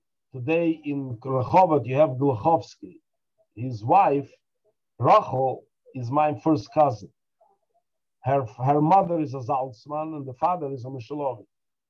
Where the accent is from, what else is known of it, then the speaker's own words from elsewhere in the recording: Dushanbe, Tajikistan; born there; I was born in Dushanbe because I was the time when my mother gave birth to me.